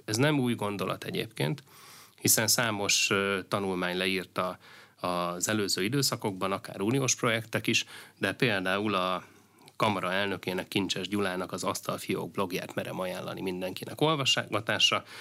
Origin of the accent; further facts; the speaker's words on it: Veszprém County, Hungary; Én ugye Bakonyi gyerek vagyok, ö, Veszprém megyéből származom, és, ö, Nálunk ugye az teljesen, ö, természetes, hogy a szomszéd falu és az én szülőfalum